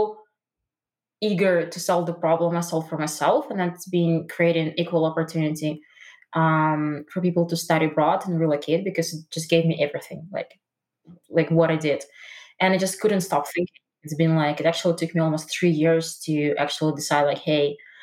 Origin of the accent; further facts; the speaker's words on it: Russia; moved away; I'm originally from Russia